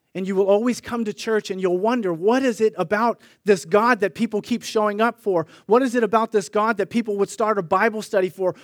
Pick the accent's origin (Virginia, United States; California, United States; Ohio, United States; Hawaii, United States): California, United States; Sunnyvale; My brother and I grew up in Sunnyvale